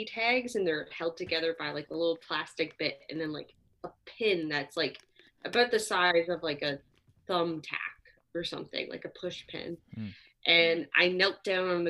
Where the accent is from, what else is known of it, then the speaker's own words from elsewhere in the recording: Canada; I'm Canadian